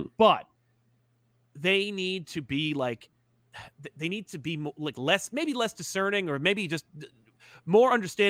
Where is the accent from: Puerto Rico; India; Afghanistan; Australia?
India; I grew up in India, and both Marvel and DC published via third party, and we got Spider-Man India out of it.